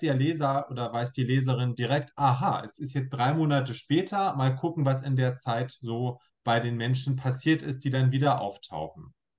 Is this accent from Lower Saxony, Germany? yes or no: yes; Braunschweig, Lower Saxony, Germany; moved away as an adult; also born or lived in Hildesheim; now in Hannover, Germany; ich gebürtiger Braunschweiger bin, der aber in Hannover lebt und arbeitet